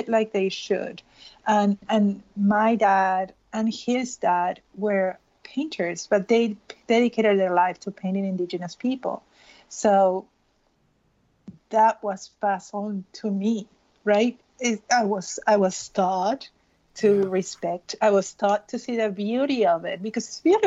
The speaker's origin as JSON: {"language": "English", "country": "Peru", "tie": "born or raised there", "moved": "as an adult", "said": "I'm Peruvian, I was born and raised in Peru. I moved when I was 24."}